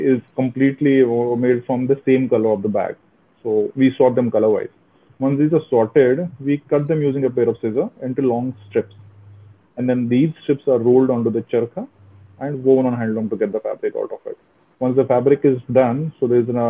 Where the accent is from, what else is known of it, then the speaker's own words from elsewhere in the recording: Jammu, Jammu and Kashmir, India; moved away as an adult; also born or lived in Mumbai; now in Pune, India; I was born in Kashmir in 1980s. Then in early 1990s, we had to move out of the Kashmir. We were forced actually to move out of the Kashmir at that time. Lived in migrant camps, if you know about it, for 7 years. And then I did my primary schooling, primary and till 12th in Jammu